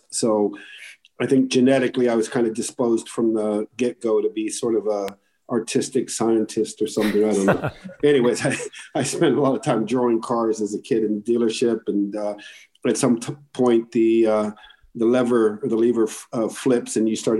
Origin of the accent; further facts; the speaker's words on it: Morocco; I grew up in Morocco